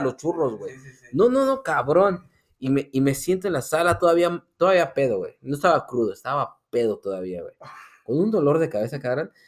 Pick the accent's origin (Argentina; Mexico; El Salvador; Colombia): Mexico; Mexico City; nosotros tres somos del DF